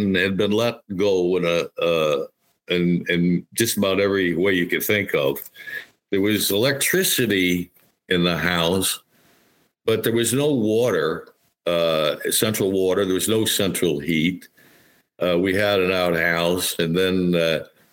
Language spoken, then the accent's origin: English; Helderberg Hill towns, New York, United States; moved away; also born or lived in Massachusetts; the stately white farmhouse just across the bridge is the house I grew up in.